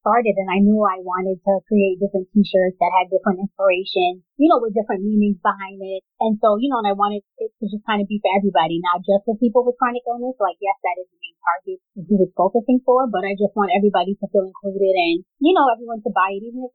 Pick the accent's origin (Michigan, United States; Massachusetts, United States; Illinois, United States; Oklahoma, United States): Massachusetts, United States; Cambridge; I'm from Cambridge, Massachusetts